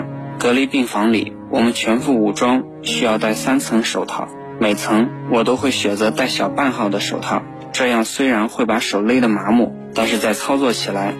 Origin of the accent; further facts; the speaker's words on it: Northern Shaanxi, China; accent: Northern Shaanxi dialect; 我的陕北方言